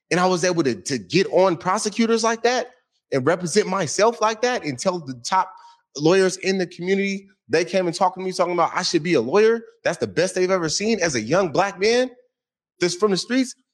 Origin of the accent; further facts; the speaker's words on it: Washington, United States; So my grandma took a hold of me. We was raised over in Yesler Terrace Projects. You know, heavily gang infested and whatnot.